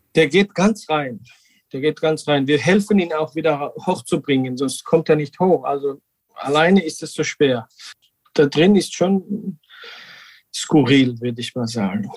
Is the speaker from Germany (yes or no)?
no; Georgia; German is a second language; wir machen seit 2017 äh, Naturwein mit dem alten georgischen Tradition in Quevri. Seit meinem Kindheit, seitdem ich äh, acht Jahre bin, bin ich in Weinbergen aufgewachsen